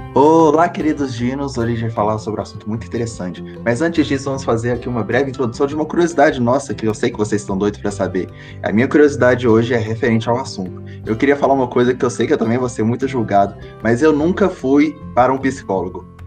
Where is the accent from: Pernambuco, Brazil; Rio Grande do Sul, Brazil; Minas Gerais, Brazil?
Minas Gerais, Brazil; Ouro Branco; eu sou de Ouro Branco